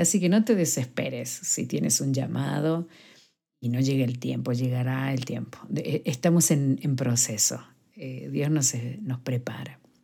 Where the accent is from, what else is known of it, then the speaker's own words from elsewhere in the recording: Argentina; now in Madrid, Spain; soy argentina